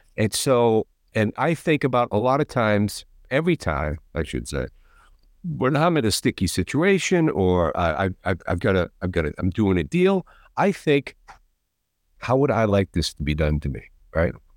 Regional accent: outside of Boston, Massachusetts, United States; I grew up right outside of Boston

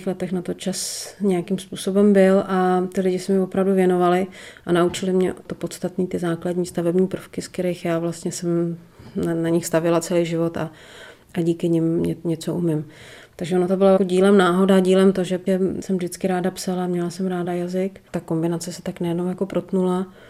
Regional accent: Prague, Czechia; also born or lived in Northern Bohemia; celý život eh, žiju v Praze, tak prázdniny, volný čas, eh, víkendy, tak jsem vždycky trávila v těch severních Čechách

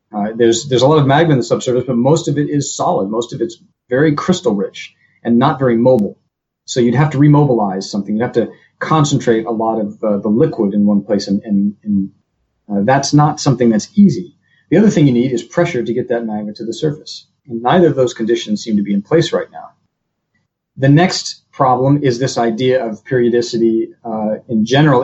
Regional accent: Northern California, United States; moved away; growing up in Northern California, we have volcanoes there as well

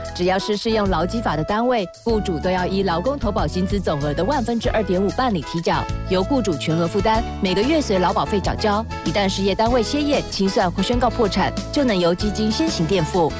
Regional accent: Taiwan; 我觉得在台湾出生长大就是一件很幸福的事情

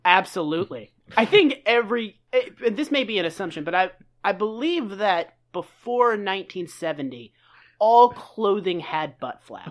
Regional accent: Massachusetts, United States; I'm from Massachusetts

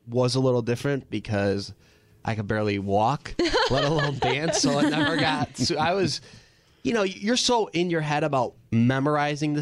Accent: Chicago, Illinois, United States; I grew up in Chicago.

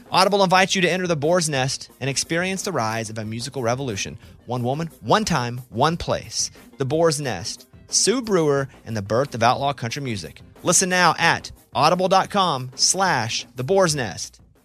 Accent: Arkansas, United States; I'm from Arkansas

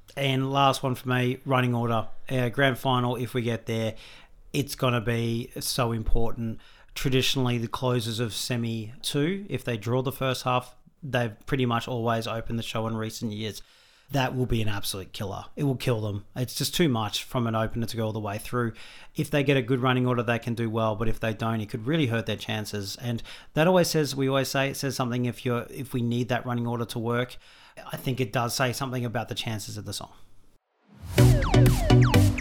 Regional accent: Australia; as an Australian

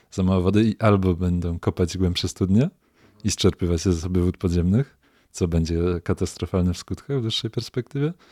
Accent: Poland; nad Sanem się wychowałem, San znam no dobrze

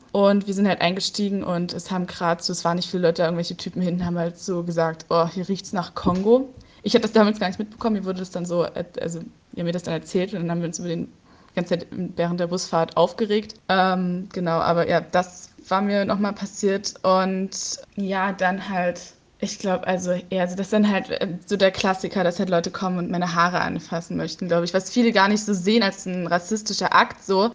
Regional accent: Leipzig, Saxony, Germany; ich komme aus Leipzig

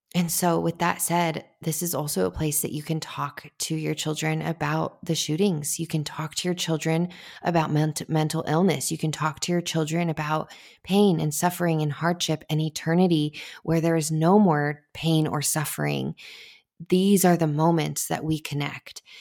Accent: United States; I am all American girl

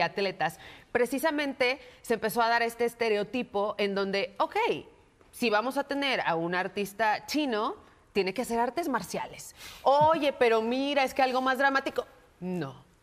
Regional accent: Mexico; nosotros como mexicanos

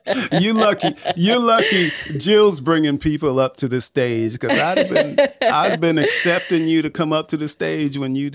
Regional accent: Northeast, United States; moved away; I grew up in the Northeast also.

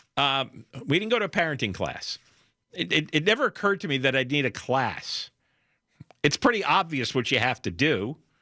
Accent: New Jersey, United States; I grew up in New Jersey

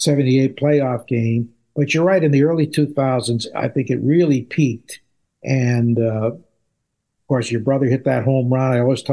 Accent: Connecticut, United States; When I was a kid, and I grew up in Connecticut, much closer to New York, I was a Yankee fan, I have to admit.

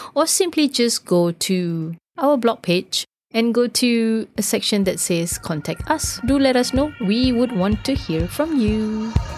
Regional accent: Singapore; now in Sweden; as we say in, in Singapore.

